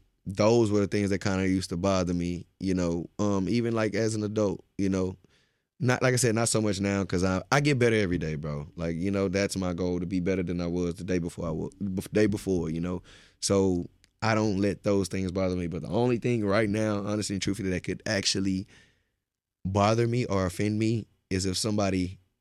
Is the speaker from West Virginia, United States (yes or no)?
no; Beaumont, Texas, United States; I'm from Texas, but not only Texas, I'm from Beaumont, Texas.